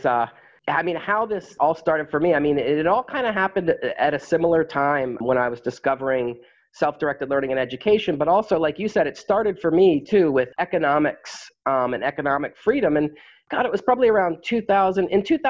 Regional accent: New England, United States; me growing up in New England

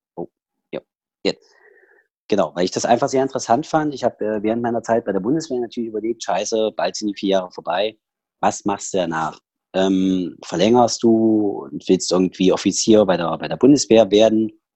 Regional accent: Saxony, Germany; accent: Saxon; also born or lived in Schneeberg / Bad Frankenhausen; now in Berlin, Germany; in diesen zweieinhalb Jahren ich meinen kompletten Dialekt, also dass ich dort meinen sächsischen Dialekt her habe und dass der nie wieder geht

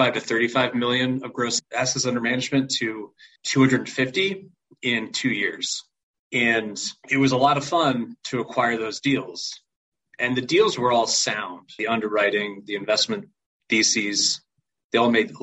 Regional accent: New York, United States; also born or lived in Connecticut; now in Nashville, United States; I am originally from New York.

